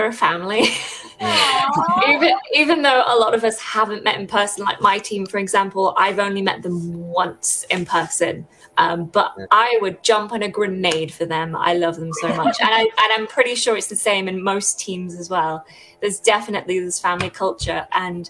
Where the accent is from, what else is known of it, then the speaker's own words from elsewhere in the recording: Derbyshire, East Midlands, United Kingdom; moved away as an adult; now in Reading, United Kingdom; I'm from Derbyshire, I'm from the Midlands, so I'm not from around here.